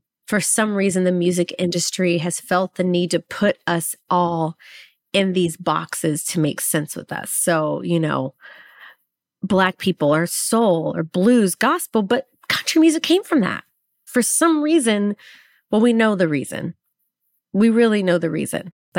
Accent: Waco, Texas, United States; also born or lived in Los Angeles; now in Nashville, United States; Well, growing up in Waco, Texas, like people don't really understand, like Black people are country.

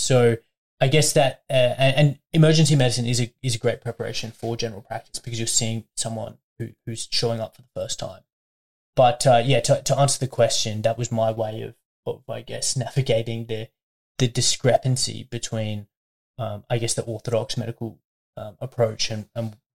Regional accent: Brisbane, Queensland, Australia; moved away as an adult; also born or lived in Melbourne, Australia; now in Albury, Australia; during undergrad I was at home. Studying at UQ in St. Lucia in Brisbane

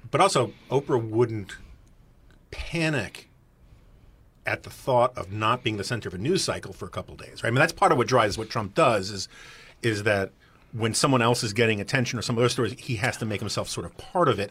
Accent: New York City, New York, United States; I grew up in New York City in the 1970s and 80s

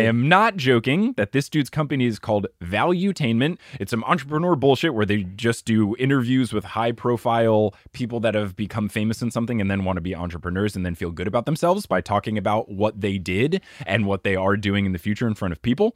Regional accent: New Jersey, United States; moved away; I had a trampoline in my backyard when I grew up in New Jersey

